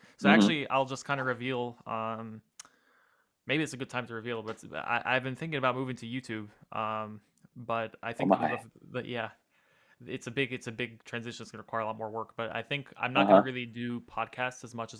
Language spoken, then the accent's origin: English; New York, United States; Shout out New York Marshals, by the way, my hometown team.